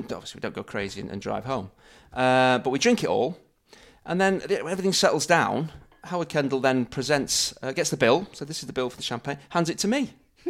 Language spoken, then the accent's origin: English; Manchester, North West England, United Kingdom; I'm born and bred in Manchester.